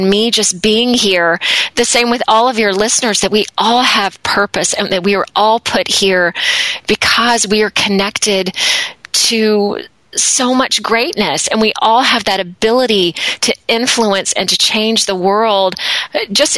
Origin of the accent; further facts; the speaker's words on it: Deep South, United States; also born or lived in Atlanta, Georgia; now in Akron, United States; as a child, I grew up in the Deep South in the States